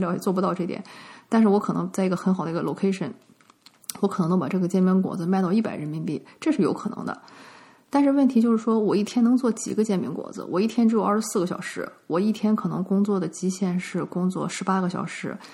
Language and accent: Chinese; northern China, China; moved away; 我在国内长大嘛